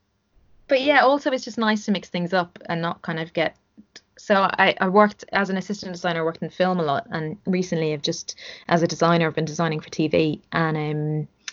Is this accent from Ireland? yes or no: yes; Ireland; Growing up in Ireland